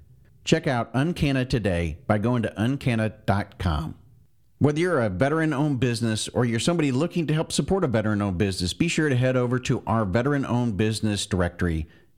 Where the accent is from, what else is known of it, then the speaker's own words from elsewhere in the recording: Florida panhandle, United States; Well, I grew up in the panhandle of Florida